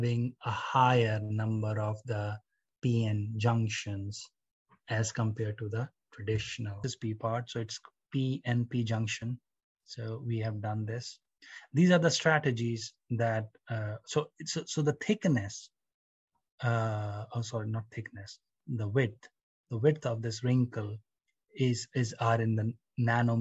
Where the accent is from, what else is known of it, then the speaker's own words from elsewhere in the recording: India; now in United Kingdom; I'm from India